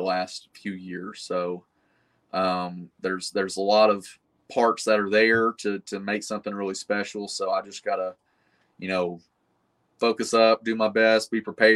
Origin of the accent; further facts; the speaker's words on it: Chattanooga area, Tennessee, United States; in what is essentially my hometown